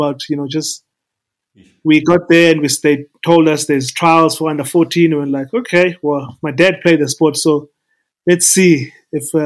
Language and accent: English; East London, Eastern Cape, South Africa; moved away as an adult; also born or lived in Mthatha, South Africa / Pretoria, South Africa; I was born in Umtata, in the Eastern Cape. Then we moved to East London, my family and I. So we finished our matric, I mean, our high school in East London.